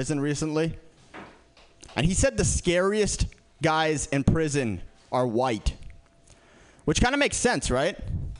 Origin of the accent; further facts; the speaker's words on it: San Francisco, California, United States; I grew up in San Francisco. San Francisco is pretty liberal